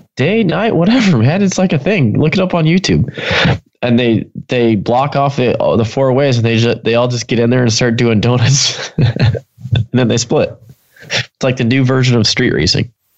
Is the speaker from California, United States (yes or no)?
yes; Pomona, California, United States; being my hometown